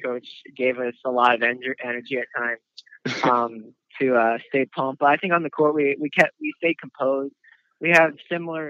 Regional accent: Pennsylvania, United States; now in Sarasota, United States; originally from Pennsylvania, and now I live in Sarasota, Florida

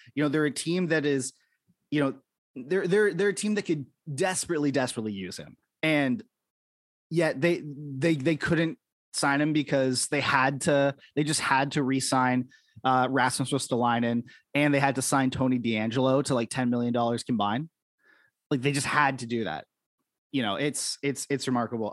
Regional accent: Canada; I'm in Canada right now. You know, we grew up we grew up in our respective places

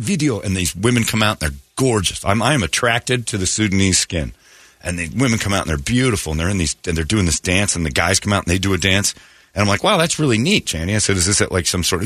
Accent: United States; As an American kid, I grew up being taught Iran is a third world mess

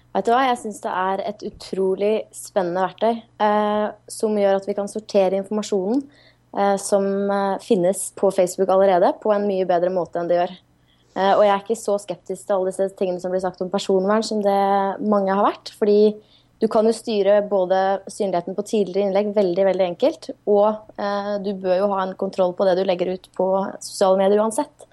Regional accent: Norway; som nordmann

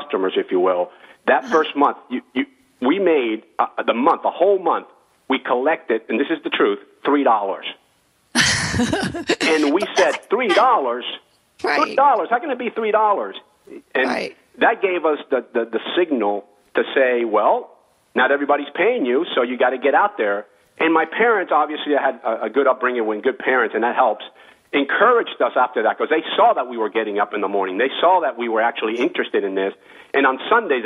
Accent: West Palm Beach, Florida, United States; also born or lived in Cuba; here in West Palm Beach, Florida. That's where I kind of grew up

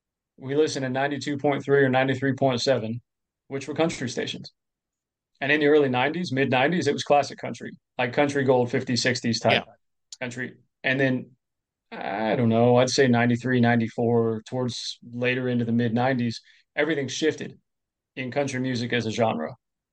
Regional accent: Florida, United States; also born or lived in Clearwater, Florida; So I was born in Clearwater, Florida, basically grew up more formatively in Lake County, a little further north.

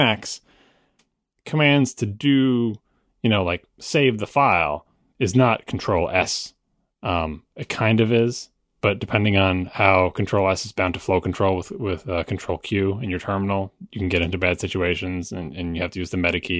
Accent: New York, United States; I say water fountain because I'm from New York

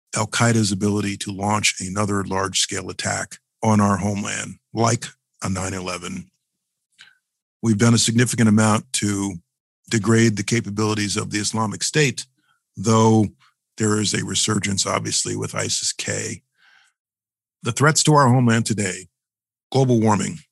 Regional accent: New York City, New York, United States; As a New Yorker, as a former assistant from the Southern District

